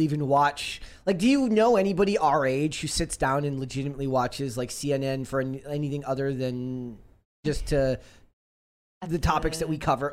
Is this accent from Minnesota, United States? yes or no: yes; Minnesota, United States; I'm from Minnesota